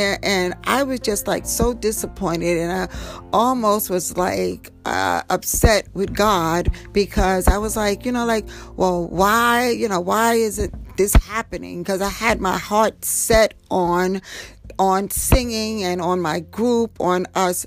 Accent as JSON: {"language": "English", "town": "New York City", "region": "New York", "country": "United States", "tie": "born or raised there", "said": "I grew up in Harlem"}